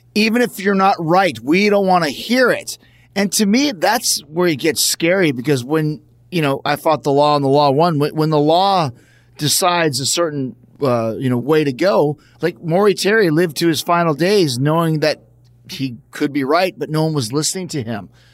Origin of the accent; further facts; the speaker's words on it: Winnipeg, Manitoba, Canada; growing up in Winnipeg, Canada